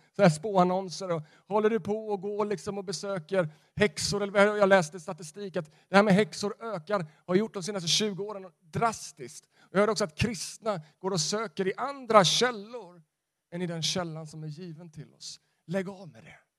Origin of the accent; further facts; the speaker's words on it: Sweden; jag är en svensk